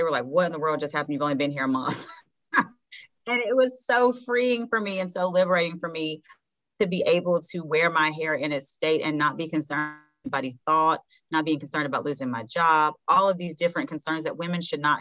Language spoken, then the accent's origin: English; Hickory, North Carolina, United States; I grew up in Hickory, North Carolina, which is a very small town